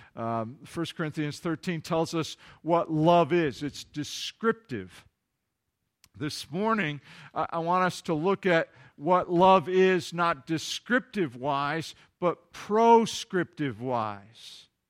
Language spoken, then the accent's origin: English; Kalamazoo, Michigan, United States; Kalamazoo, my hometown